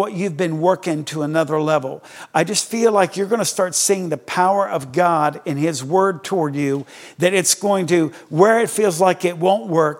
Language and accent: English; Greenwood, Delaware, United States; I was born in Delaware.